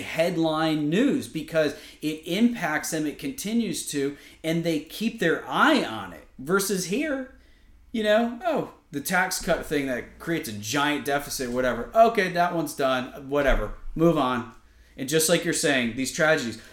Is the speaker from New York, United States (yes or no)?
no; Connecticut, United States; where I grew up in Connecticut